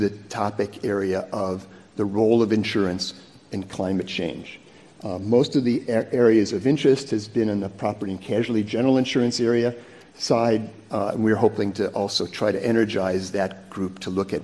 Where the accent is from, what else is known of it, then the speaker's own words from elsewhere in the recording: United States; being an American